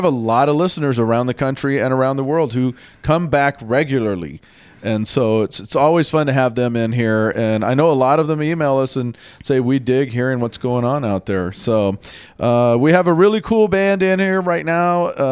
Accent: Tacoma, Washington, United States; We're from Tacoma, Washington.

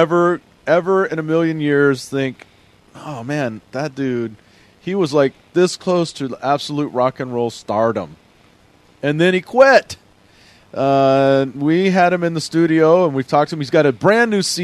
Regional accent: Texas, United States; now in Pacific Northwest, United States; I am from Texas

